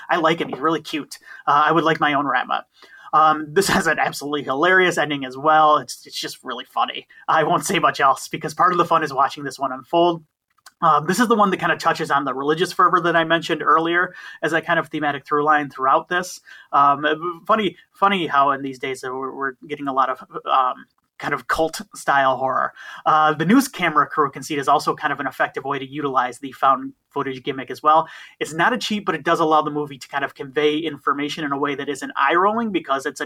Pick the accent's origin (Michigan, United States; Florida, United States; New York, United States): Michigan, United States; I'm from Michigan